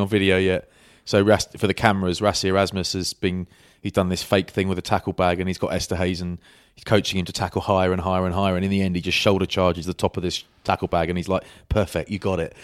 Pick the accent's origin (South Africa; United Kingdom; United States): United Kingdom; England; I'm English